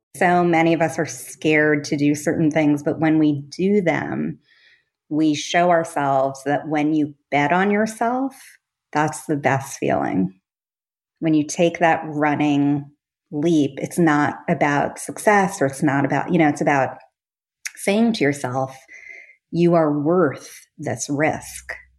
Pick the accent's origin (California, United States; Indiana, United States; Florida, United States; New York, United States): New York, United States; Long Island; I grew up on Long Island